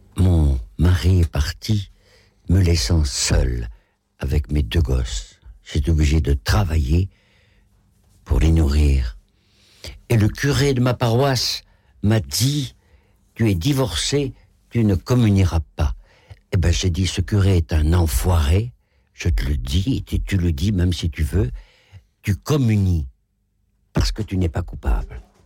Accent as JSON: {"language": "French", "town": "Rochefort", "region": "Nouvelle-Aquitaine", "country": "France", "also_born_or_lived": "Algeria / Paris", "moved": "as an adult", "said": "je suis de Rochefort-sur-Mer"}